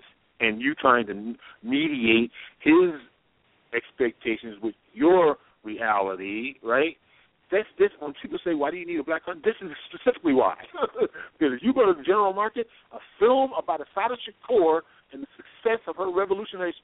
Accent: New York, United States; born or raised there

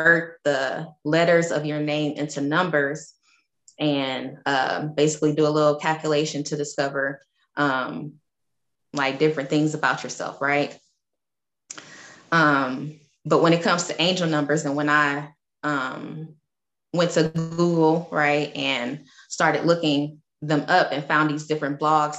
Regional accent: Detroit, Michigan, United States; I'm from Detroit, Michigan. So that was my area code growing up.

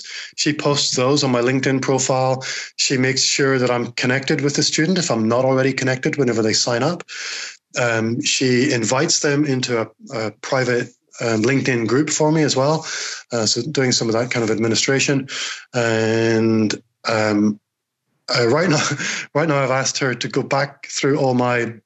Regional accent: United Kingdom; accent: Northern Irish Scottish; this very strange Northern Irish Scottish accent that I have

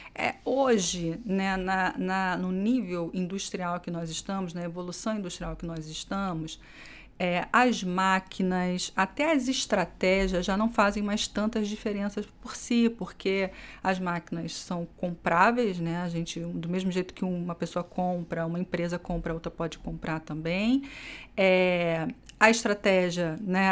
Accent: Rio de Janeiro, Brazil; now in São Paulo, Brazil; sou carioca, ah, já caminhei bastante por esse país, morei em alguns estados, né? E hoje estou aqui em São Paulo

